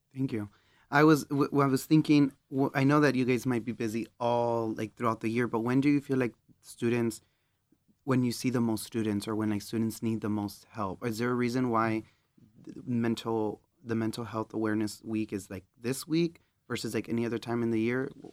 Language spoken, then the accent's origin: English; Texas, United States; moved away; I'm from Texas